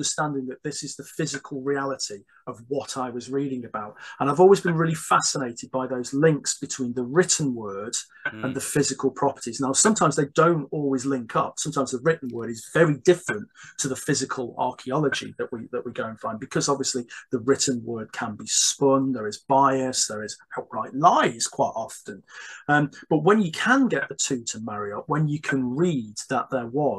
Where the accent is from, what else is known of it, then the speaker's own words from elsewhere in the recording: Stone, West Midlands, United Kingdom; I grew up in Staffordshire, in the heart of the Midlands, and I grew up in a fairly one might say insignificant small town where not a lot happened.